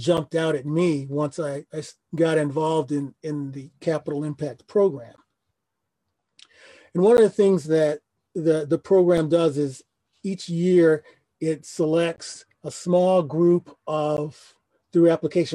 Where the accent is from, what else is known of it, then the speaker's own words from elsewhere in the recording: Detroit, Michigan, United States; I am a Detroiter, was born and raised in Detroit.